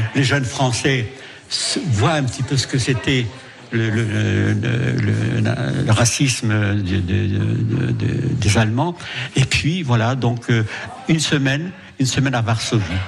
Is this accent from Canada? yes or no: no; Marles-les-Mines, Hauts-de-France, France; je suis né à Marle-les-Mines et dans la cité du Rond-Point